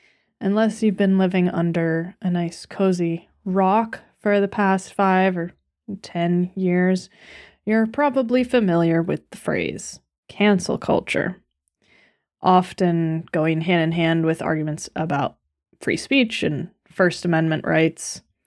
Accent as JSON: {"language": "English", "country": "United States", "said": "me, an American"}